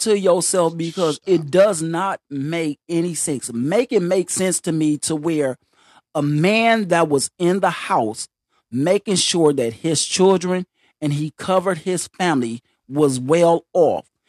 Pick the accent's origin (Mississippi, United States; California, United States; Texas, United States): Mississippi, United States; Greenwood; I'm from Greenwood, Mississippi.